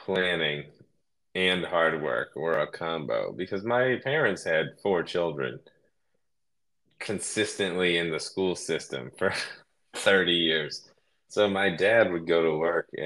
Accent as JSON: {"language": "English", "town": "Cleveland", "region": "Ohio", "country": "United States", "tie": "born or raised there", "moved": "as an adult", "lives_now": "California, United States", "said": "I grew up in Ohio, Cleveland, a suburb just south of Cleveland"}